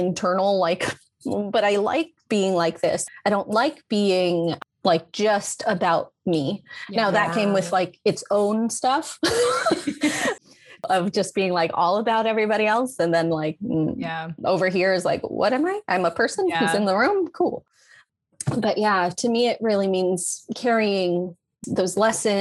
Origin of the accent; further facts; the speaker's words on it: Vallejo, California, United States; I did grow up in that predominantly Filipino American community in Vallejo, California.